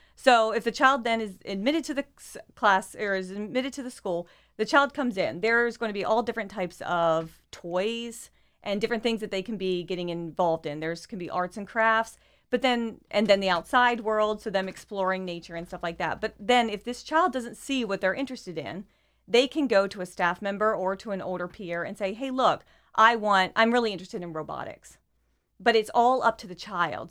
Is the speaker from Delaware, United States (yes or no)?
yes; Sussex County, Delaware, United States; moved away as an adult; also born or lived in Ohio / Atmore, Alabama; now in Wilmington, United States; I grew up in Sussex County.